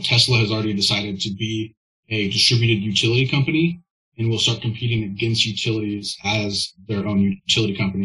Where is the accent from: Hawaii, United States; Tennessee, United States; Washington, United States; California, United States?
Washington, United States; Olympia; I grew up in Western Washington, right in Olympia